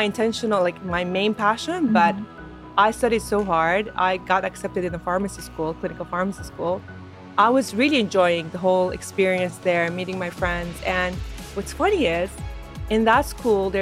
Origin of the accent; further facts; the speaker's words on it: Saudi Arabia; we were born and raised in Saudi as older sisters